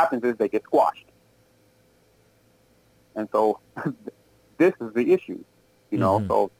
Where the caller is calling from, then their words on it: Milwaukee, Wisconsin, United States; calling from Milwaukee.